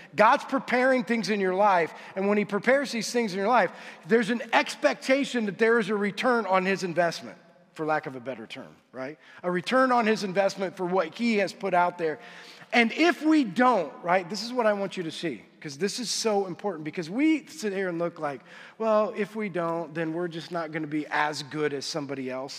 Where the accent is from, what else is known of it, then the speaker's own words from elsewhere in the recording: United States; we as American Christians